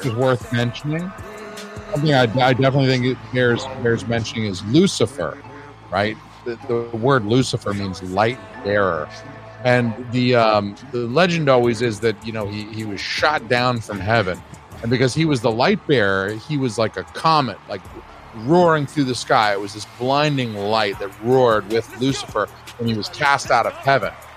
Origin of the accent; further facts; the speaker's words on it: Georgia, United States; I'm from Georgia